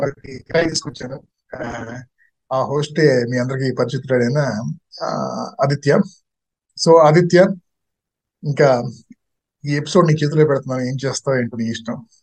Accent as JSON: {"language": "Telugu", "area": "Coastal Andhra", "region": "Andhra Pradesh", "country": "India", "tie": "born or raised there", "also_born_or_lived": "Warangal / Hyderabad / Bengaluru", "moved": "as an adult", "said": "కోస్తా ఆంధ్రలో పుట్టి పుట్టి పెరిగాను"}